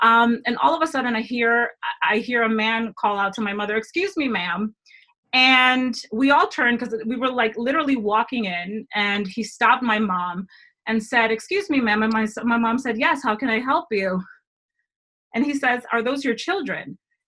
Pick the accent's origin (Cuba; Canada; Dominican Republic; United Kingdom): Dominican Republic; I'm from the Dominican Republic. Go learn your countries.